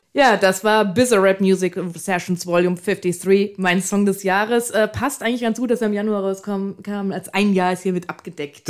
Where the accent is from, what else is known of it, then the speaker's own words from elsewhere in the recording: Frankfurt, Hesse, Germany; in meinem Fall als gebürtische Frankfurterin